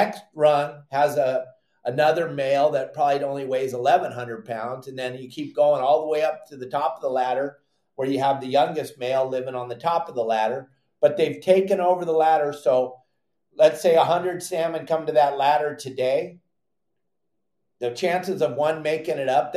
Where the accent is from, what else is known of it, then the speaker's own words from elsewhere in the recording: Dana Point, California, United States; When I grew up in Dana Point